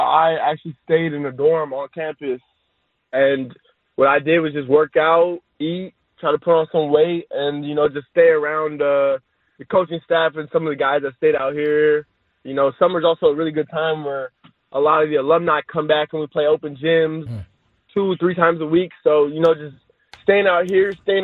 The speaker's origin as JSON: {"language": "English", "region": "California", "country": "United States", "tie": "born or raised there", "said": "I was born in California. I was raised in California, and I've only lived in California"}